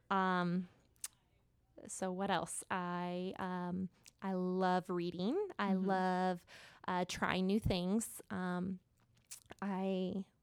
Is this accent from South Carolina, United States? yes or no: yes; South Carolina, United States; also born or lived in Arizona; I was born in Arizona, um, though not for very long. We didn't live there. I'm a military child. Um, so we lived a few places before settling in um, South Carolina.